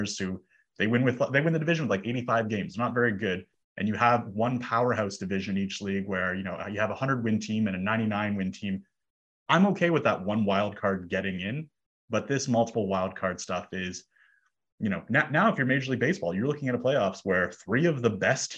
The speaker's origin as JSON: {"language": "English", "town": "Toronto", "region": "Ontario", "country": "Canada", "tie": "born or raised there", "said": "I grew up in Toronto"}